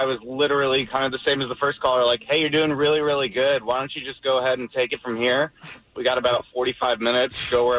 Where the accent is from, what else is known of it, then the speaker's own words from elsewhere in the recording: Whittier, California, United States; now in Irvine, United States; I grew up in Whittier.